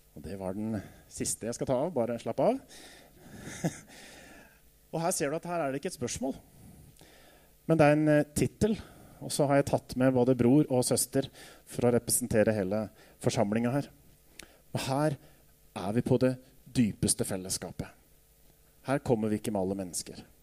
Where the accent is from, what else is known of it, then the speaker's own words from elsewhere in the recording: Jevnaker, Innlandet, Norway; Da jeg vokste opp på Jevnaker